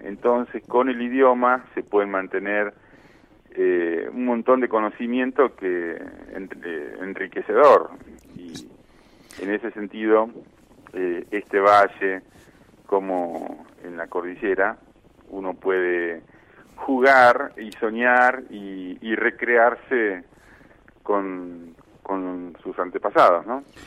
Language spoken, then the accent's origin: Spanish; Gaiman, Chubut, Argentina; also born or lived in Buenos Aires / Wales; soy argentino